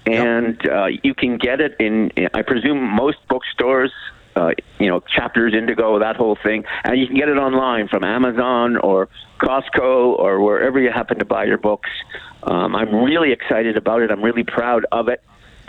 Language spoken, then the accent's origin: English; Calgary, Alberta, Canada; I grew up in the business. I grew up working in Alberta and working in Calgary.